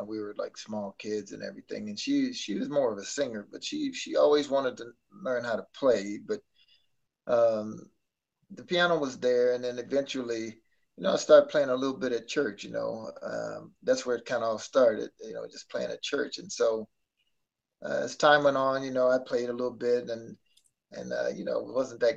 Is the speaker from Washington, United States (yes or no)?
no; Arkansas, United States; moved away; I'm back in my hometown, you know, where it all started